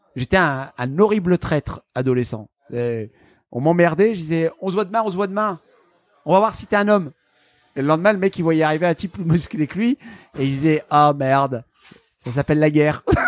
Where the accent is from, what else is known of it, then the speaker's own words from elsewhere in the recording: the Nord, Hauts-de-France, France; moved away; also born or lived in Marseille / Canada; j'ai grandi dans le Nord